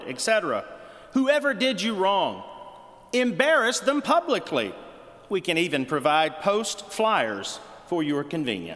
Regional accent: Lower Alabama, United States; my hometown in Lower Alabama

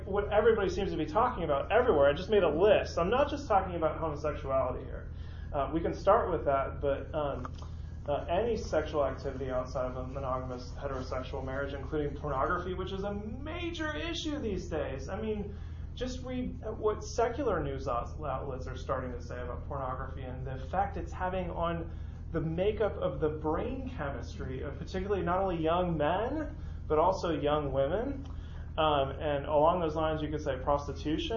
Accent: San Francisco, California, United States; moved away; I grew up in San Francisco

